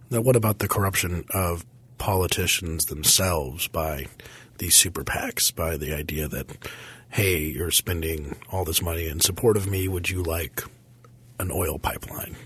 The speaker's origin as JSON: {"language": "English", "town": "Parker", "region": "Colorado", "country": "United States", "tie": "born or raised there", "said": "my hometown of Parker, Colorado"}